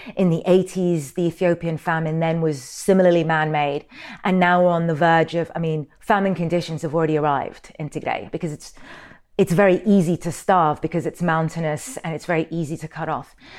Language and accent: English; Sudan; I'm from Sudan.